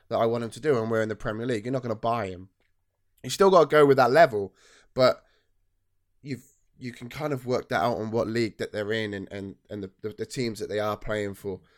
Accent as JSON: {"language": "English", "town": "Cheltenham", "region": "South West England", "country": "United Kingdom", "tie": "born or raised there", "said": "I was born in Cheltenham"}